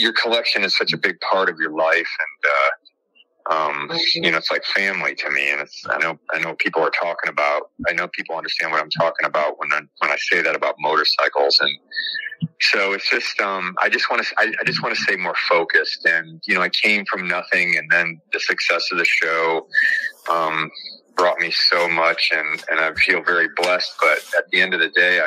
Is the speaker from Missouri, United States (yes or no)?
no; Joliet, Illinois, United States; also born or lived in Chicago, Illinois; I was born in Joliet